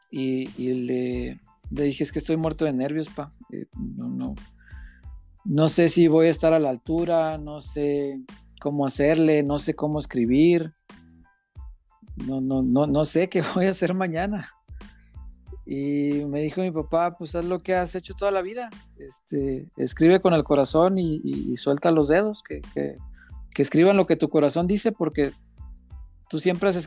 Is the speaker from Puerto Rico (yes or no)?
no; Mexico; me acuerdo que ese, el color y el folclore de, nosotros, de, lo que somos como mexicanos